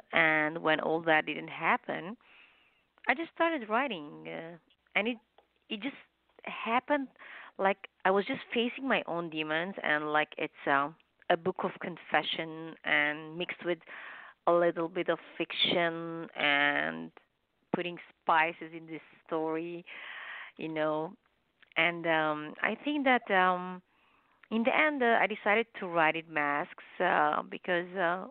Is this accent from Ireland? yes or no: no; Lebanon; moved away as an adult; also born or lived in Los Angeles, United States; now in Canada; In Lebanon and I was married, so I came to U.S., United States, Los Angeles.